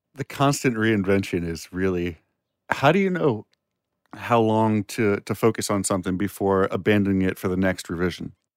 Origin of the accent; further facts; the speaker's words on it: area near George Mason University, Virginia, United States; George Mason University, and that's the local, the closest university to my hometown